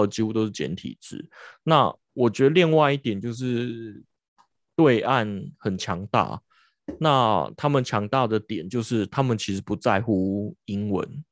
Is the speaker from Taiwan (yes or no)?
yes; Taiwan; 我们台湾人